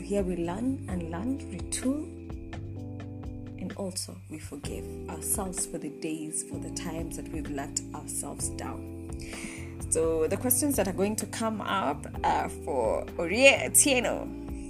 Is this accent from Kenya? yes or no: yes; Nairobi, Kenya; I was raised in Dandora